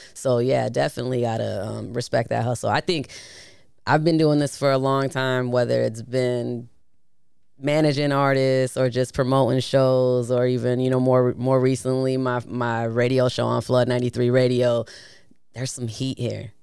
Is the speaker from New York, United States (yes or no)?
no; Hammond, Indiana, United States; moved away; I grew up in that area too, not I'm not from Chicago, but I'm, I'm from Hammond, Indiana